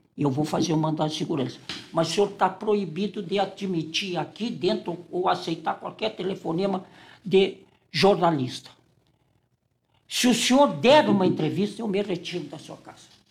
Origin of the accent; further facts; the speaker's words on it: Porto Alegre, Rio Grande do Sul, Brazil; also born or lived in Santana (do Livramento), Rio Grande do Sul; Eu saí de Santana com sete anos e fui para um colégio filial do, do Anchieta, o Roque Gonzalez, e para fazer a quarta série primária e a quinta série primária.